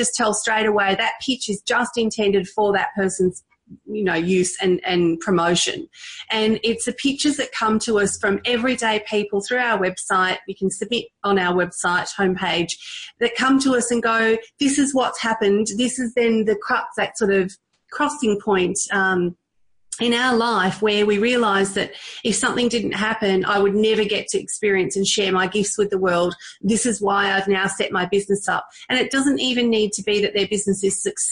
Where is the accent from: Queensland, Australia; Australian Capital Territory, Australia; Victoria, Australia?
Victoria, Australia; also born or lived in Thailand; I'm Indian, born in Thailand and grew up in Australia from the age of 4